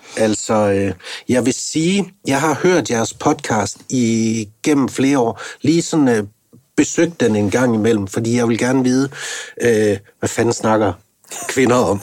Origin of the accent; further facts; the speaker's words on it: North Jutland, North Denmark Region, Denmark; jeg kommer ligesom jeg er op fra Nordjylland